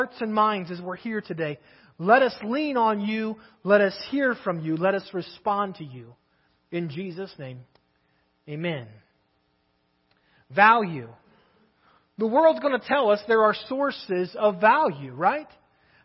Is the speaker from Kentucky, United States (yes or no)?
yes; Kentucky, United States; now in Crawford, United States; I'm from Kentucky